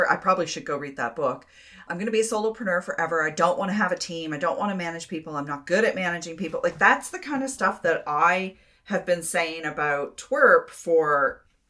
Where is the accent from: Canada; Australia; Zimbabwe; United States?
Canada; Florenceville, New Brunswick; I'm from a small town. I'm from Florenceville, New Brunswick. So I'm from a really small town too